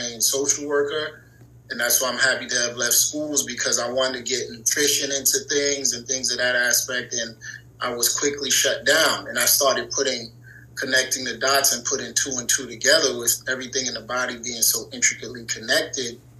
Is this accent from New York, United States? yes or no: yes; New York City, New York, United States; I'm from New York City, born and raised.